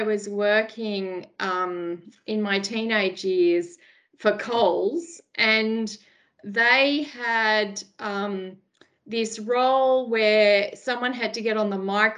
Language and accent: English; Sydney, New South Wales, Australia; So I am from the Sutherland Shire in Sydney. I was born and bred there.